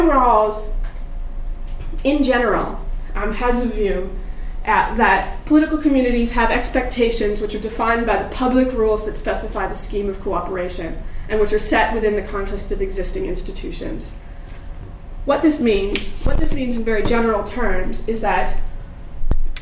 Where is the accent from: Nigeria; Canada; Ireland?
Canada; moved away as an adult; also born or lived in United Kingdom; as a Canadian